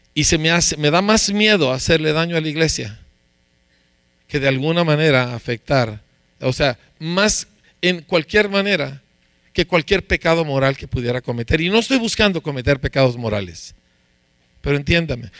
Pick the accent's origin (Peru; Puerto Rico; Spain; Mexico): Mexico; Aquí somos mexicanos